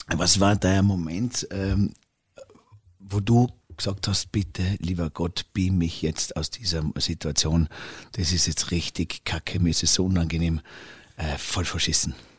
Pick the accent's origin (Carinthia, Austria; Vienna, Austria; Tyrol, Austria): Tyrol, Austria; wir Tiroler Bayern